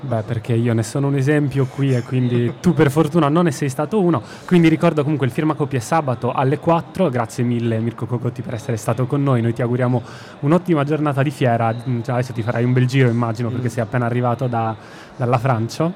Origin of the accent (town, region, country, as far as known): Sardinia, Italy; moved away